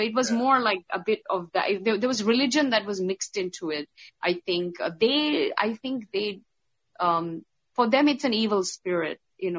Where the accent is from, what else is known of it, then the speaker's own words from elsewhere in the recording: India; So because even though I'm a Hindu and from India, because I grew up in the Middle East, I was more exposed to, Arabic and Islamic taboos, I think.